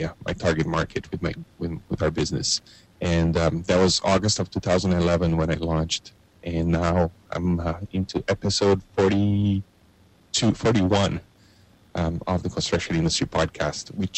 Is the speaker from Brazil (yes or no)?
yes; Brazil; now in Canada; I grew up in Brazil in the 1980s.